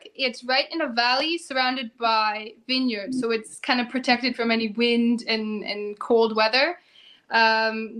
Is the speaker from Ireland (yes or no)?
no; Canada; moved away as an adult; now in Germany; as a Canadian, I've never lived in an apartment before.